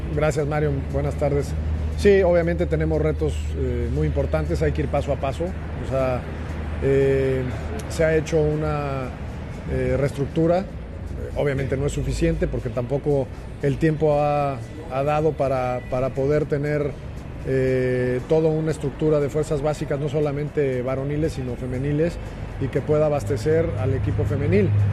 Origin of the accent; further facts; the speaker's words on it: Chihuahua, Mexico; also born or lived in Torreón, Coahuila; a mi tierra soy nacido en Torreón, creado en Chihuahua y es un estado grandísimo